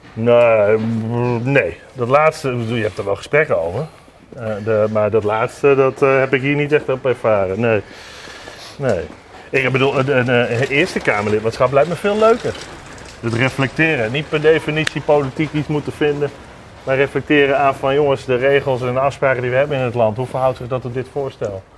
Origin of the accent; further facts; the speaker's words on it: Netherlands; als Nederlanders